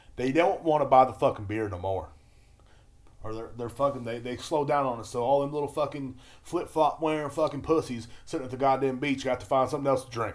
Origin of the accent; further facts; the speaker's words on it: United States; I'm an American